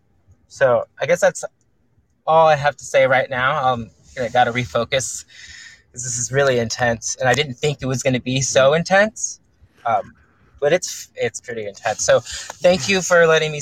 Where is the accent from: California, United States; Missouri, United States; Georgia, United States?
California, United States; I'm from California